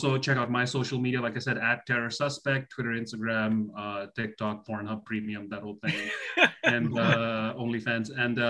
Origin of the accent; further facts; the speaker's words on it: Canada; The kind of skin you have to develop as a Canadian comedian